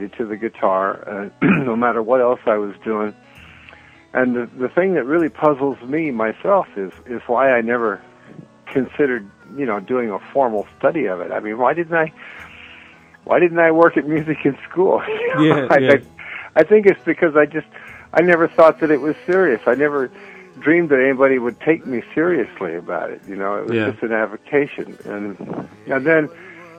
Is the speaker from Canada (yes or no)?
no; New Orleans, Louisiana, United States; moved away; also born or lived in Mexico City / Paris; New Orleans, of course, which is where my hometown is.